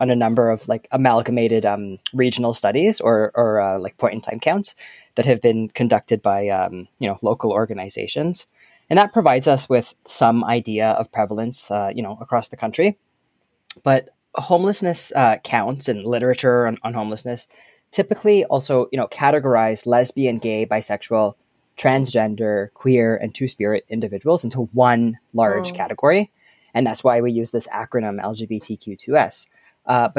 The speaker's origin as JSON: {"language": "English", "area": "just outside of Toronto", "region": "Ontario", "country": "Canada", "tie": "born or raised there", "said": "I grew up just outside of Toronto"}